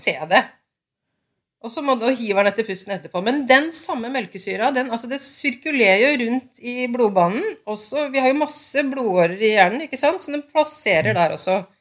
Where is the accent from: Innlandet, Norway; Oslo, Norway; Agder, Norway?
Innlandet, Norway; Lillehammer; Jeg kommer fra Lillehammer